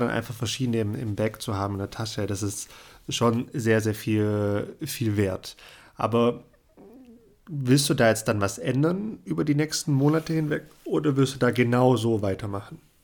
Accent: Germany; bei uns in Deutschland

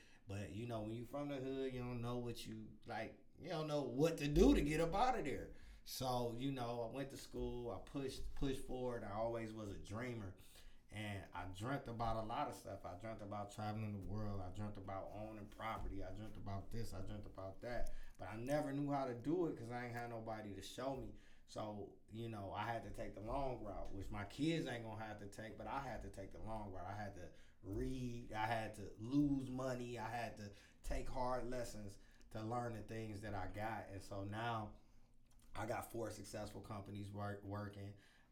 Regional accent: Cleveland, Ohio, United States; I'm from Cleveland, Ohio, born and raised

